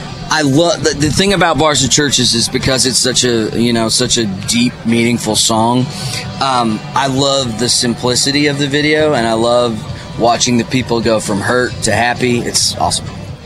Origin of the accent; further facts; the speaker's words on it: Canada; moved away as an adult; now in Nashville, United States; I'm Canadian.